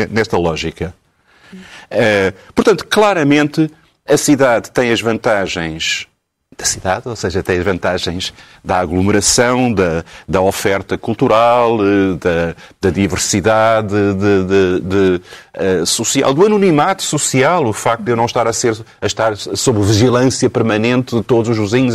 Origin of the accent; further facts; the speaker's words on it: Lisbon, Portugal; nasci em Alfama